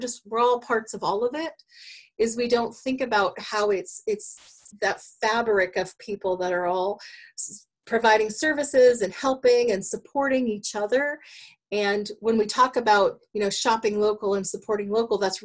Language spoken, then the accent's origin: English; Douglas County, Oregon, United States; moved away as an adult; now in Springfield, United States; I grew up in Douglas County and I've been part, you know, grew up as part of a logging family.